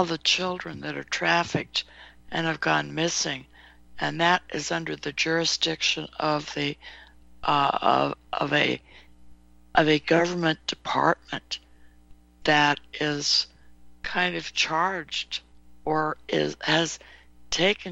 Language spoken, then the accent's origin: English; California, United States; also born or lived in Nevada; I was born in Nevada, grew up in California